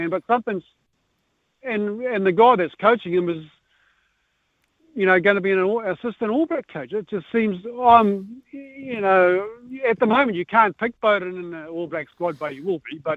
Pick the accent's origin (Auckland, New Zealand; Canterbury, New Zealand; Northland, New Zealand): Northland, New Zealand; moved away; I am from